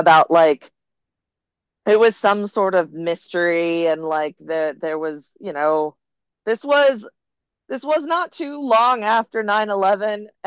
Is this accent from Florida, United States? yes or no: yes; the South, Florida, United States; moved away as an adult; now in Los Angeles, United States; I'm from the South